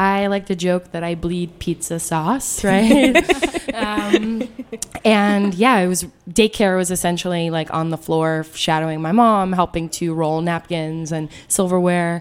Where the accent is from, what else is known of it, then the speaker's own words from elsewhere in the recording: New York, United States; now in Washington, D.C., United States; I was born and raised in the Lower East Side in New York.